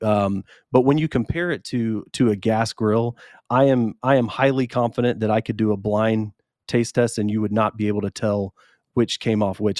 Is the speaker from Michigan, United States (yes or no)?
no; Columbus, Georgia, United States; moved away as an adult; also born or lived in Madison, Wisconsin; now in Columbus, United States; I'm from Columbus originally, and so uh, when I had a chance to come back, I was in Wisconsin